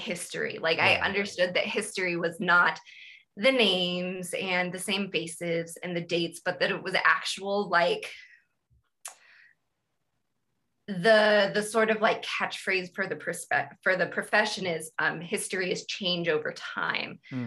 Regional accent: Fresno, California, United States; growing up in California in Fresno

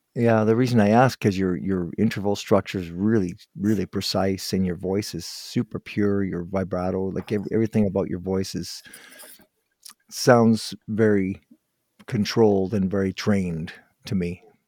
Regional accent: Guelph, Ontario, Canada; born and raised in Guelph

